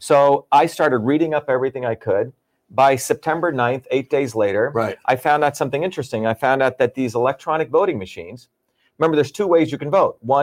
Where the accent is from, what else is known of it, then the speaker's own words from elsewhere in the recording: India; now in Massachusetts, United States; I grew up in India and third world countries.